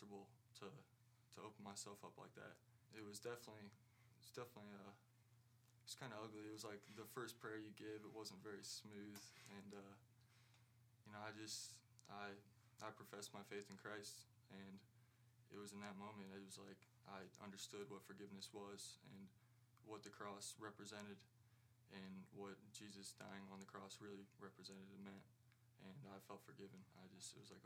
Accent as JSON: {"language": "English", "area": "Tallmadge", "region": "Ohio", "country": "United States", "said": "I'm from Ogador, Ohio"}